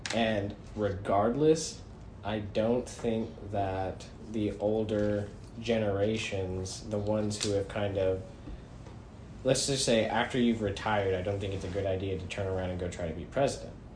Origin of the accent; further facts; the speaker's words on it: United States; we as American citizens